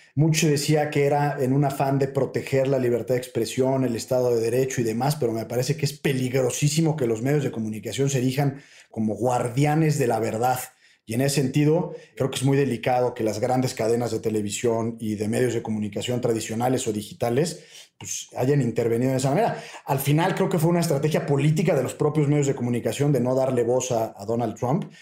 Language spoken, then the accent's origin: Spanish; Mexico; para nosotros eh, como mexicanos